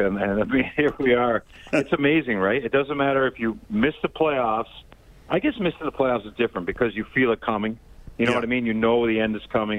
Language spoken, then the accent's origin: English; Vancouver Island, British Columbia, Canada; I grew up on Vancouver Island. The Oilers were a big part of my childhood in the 80s